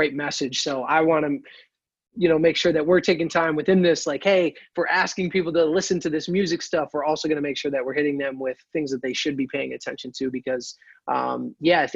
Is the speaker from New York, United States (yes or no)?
yes; Mechanicville, New York, United States; I'm originally from Mechanicville, New York